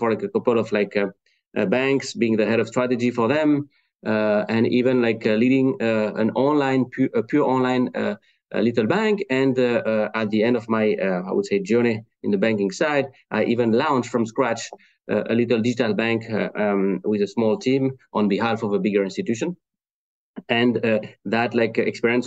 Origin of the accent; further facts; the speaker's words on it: France; English is a second language; now in Cleveland, United States; Today I'm speaking to you from Cleveland in Ohio in the US, but as you heard with my accent, I'm not from there. So I'm originally from France